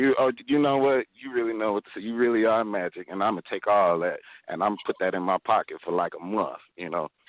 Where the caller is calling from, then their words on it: Detroit, Michigan, United States; Greetings to you and everybody. How y'all doing? I'm calling from Detroit, you know.